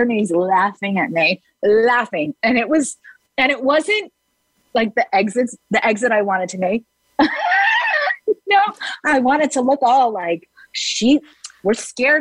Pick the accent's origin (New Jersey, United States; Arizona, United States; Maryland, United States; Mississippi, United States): New Jersey, United States; I'm from New Jersey